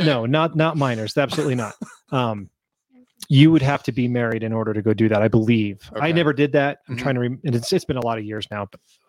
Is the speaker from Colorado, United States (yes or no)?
yes; Denver, Colorado, United States; also born or lived in Fruita, Colorado; the summer of my senior year, we moved from the Denver area out to Fruita.